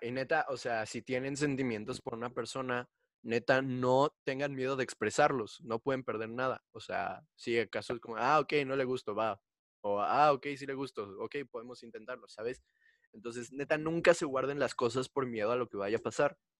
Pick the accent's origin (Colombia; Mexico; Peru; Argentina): Mexico; yo soy de México